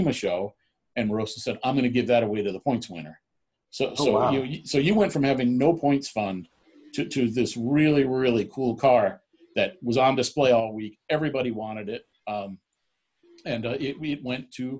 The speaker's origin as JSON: {"language": "English", "region": "Florida", "country": "United States", "tie": "born or raised there"}